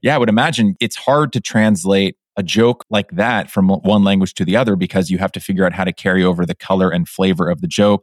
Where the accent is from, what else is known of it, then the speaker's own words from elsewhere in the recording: Pleasanton, California, United States; my hometown of Pleasanton